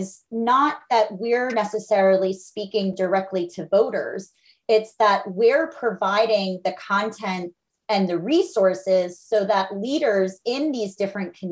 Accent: Philadelphia, Pennsylvania, United States; I'm a Philadelphian

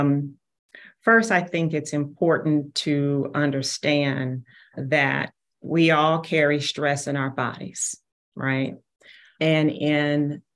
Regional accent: Kansas City, Missouri, United States; Born and raised in Kansas City

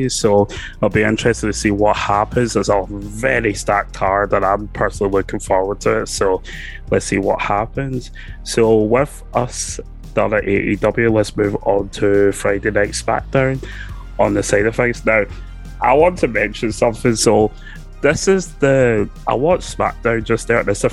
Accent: Scotland, United Kingdom; we're from Scotland

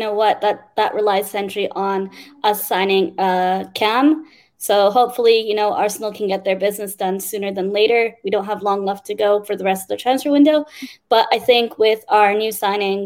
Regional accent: Toronto, Ontario, Canada; I'm from Toronto, just like George

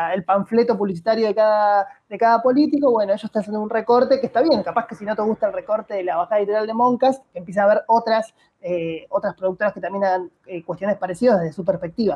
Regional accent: Buenos Aires, Argentina; Yo soy porteño, amo a mi ciudad

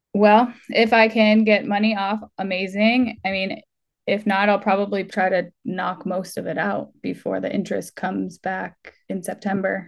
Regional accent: Massachusetts, United States; now in California, United States; I'm from Massachusetts originally. My whole family's there

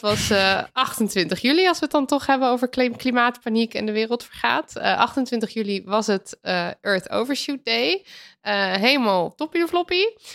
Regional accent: Netherlands

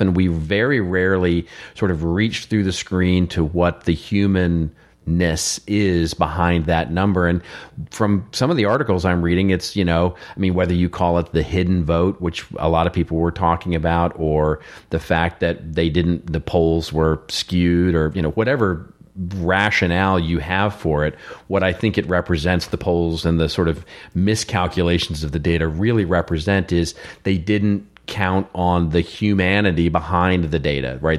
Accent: Texas, United States; I'm from Texas

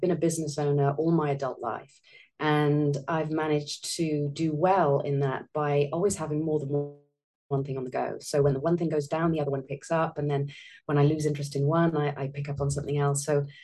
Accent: South Wales, United Kingdom; accent: British; moved away as an adult; now in Italy; I'm originally British, as you can probably tell by my accent. I do live in Italy, though, although I have very strong ties still to my home and my family home in Wales, South Wales, in Great Britain.

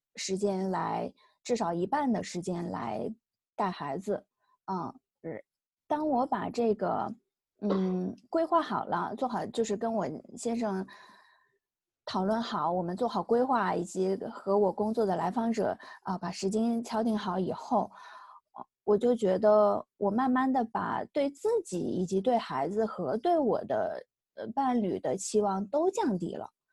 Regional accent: China; 像我们中国人说的乖呀、听话呀

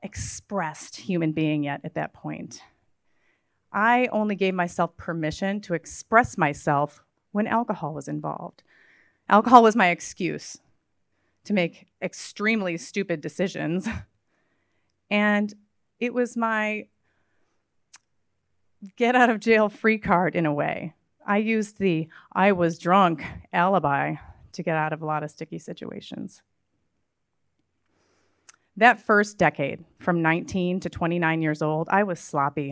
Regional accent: Midwest, United States; I grew up in the Midwest

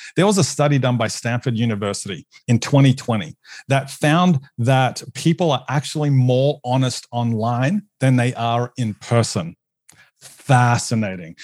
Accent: Australia; moved away as an adult; now in United States; as an Australian on staff

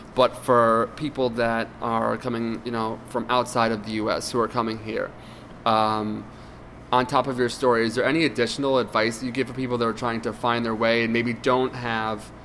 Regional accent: Reading, Pennsylvania, United States; as a kid I grew up in Reading, Pennsylvania

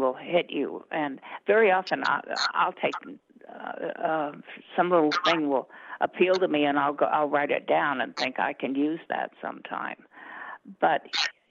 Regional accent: Colorado, United States; also born or lived in Southern United States; I'm Western. I was born in the South, but I moved here when I was 6.

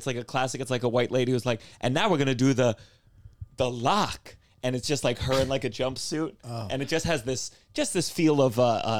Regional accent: Potomac, Maryland, United States; Potomac, Maryland.

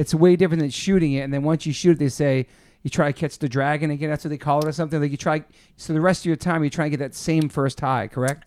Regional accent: Southern Maryland, United States; also born or lived in Newport; living in Southern Maryland, there was no skaters in my town

